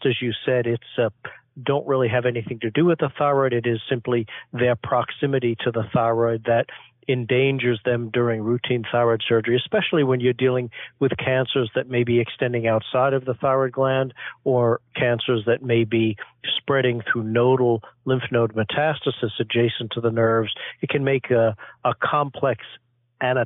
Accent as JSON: {"language": "English", "town": "New York City", "region": "New York", "country": "United States", "tie": "born or raised there", "moved": "as an adult", "lives_now": "Boston, United States", "said": "I grew up in Flushing, Queens in New York"}